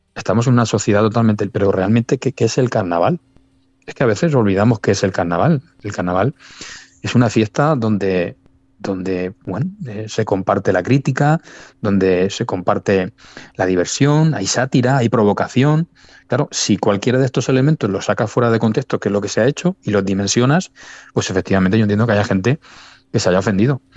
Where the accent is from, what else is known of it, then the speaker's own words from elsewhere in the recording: Torrevieja, Valencian Community, Spain; los que estamos esperando somos el pueblo de Torrevieja